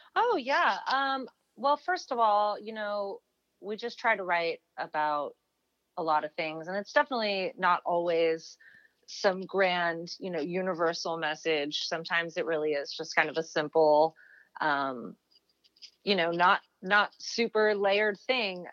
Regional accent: United States; I'm English, but I was born in America to British parents uh, who both live back in England now.

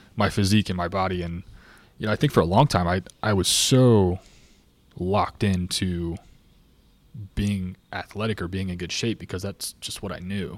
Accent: Clermont, Florida, United States; now in Lakeland, United States; Born and raised in Claremont.

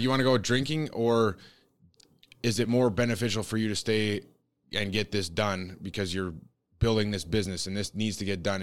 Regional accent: Canada; growing up in Canada

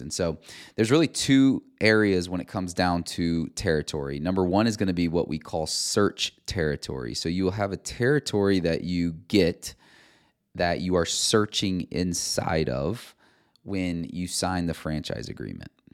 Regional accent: Cedar Rapids, Iowa, United States; Cedar Rapids, Iowa, where my hometown is

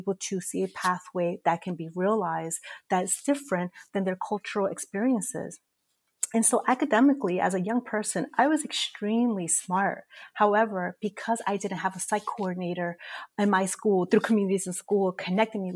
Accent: New York City, New York, United States; I'm also a proud native New Yorker, born and raised in Corona, Queens

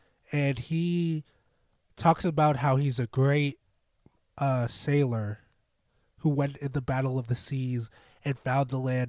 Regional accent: United States; I'm definitely an American.

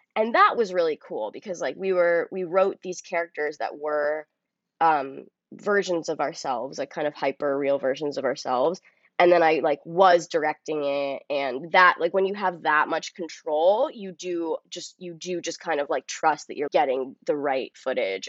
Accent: New York City, New York, United States; I grew up on the Upper West Side

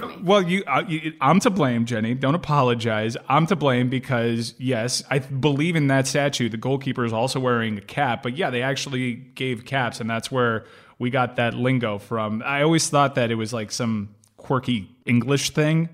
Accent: United States; as an American

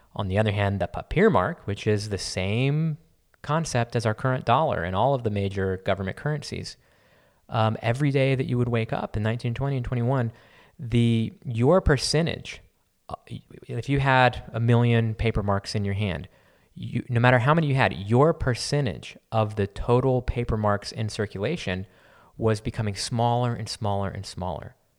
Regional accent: San Antonio, Texas, United States; I grew up in San Antonio

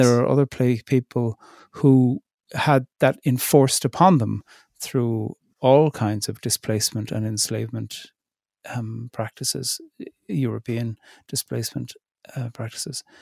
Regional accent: Ireland; now in Northern Ireland; I'm from the Republic.

